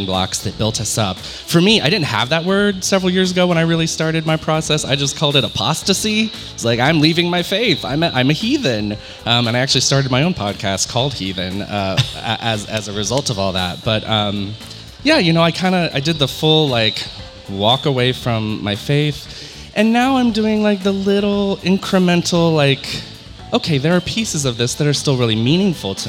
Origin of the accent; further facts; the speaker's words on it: Western North Carolina, United States; moved away as an adult; now in San Diego, United States; I am from the Bible Belt, born and raised in Western North Carolina in the Appalachians.